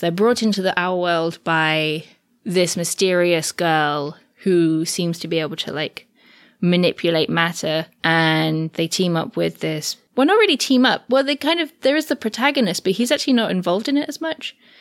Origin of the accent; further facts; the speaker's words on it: England, United Kingdom; I say I'm from England